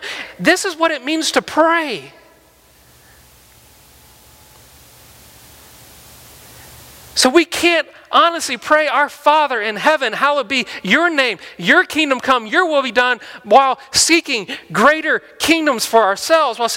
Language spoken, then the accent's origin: English; Mississippi, United States; moved away; I'm from Mississippi